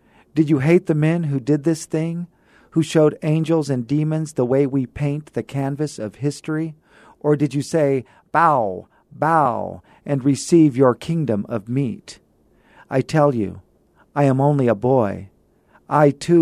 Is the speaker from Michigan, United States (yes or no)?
no; California, United States; now in El Paso, United States; I'm from California